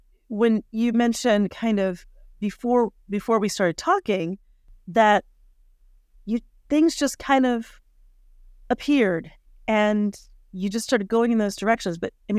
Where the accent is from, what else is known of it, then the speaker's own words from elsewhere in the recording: Colorado, United States; We grew up together in Colorado